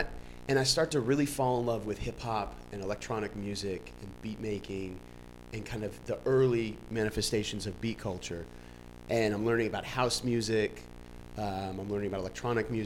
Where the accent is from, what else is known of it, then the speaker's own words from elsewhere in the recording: New York City, New York, United States; I was growing up in New York in the 1990s in the golden era of hip hop